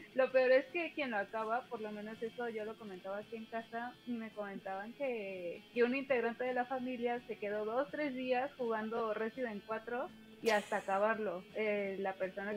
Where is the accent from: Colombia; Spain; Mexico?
Mexico; Yo soy de México, tengo 26 años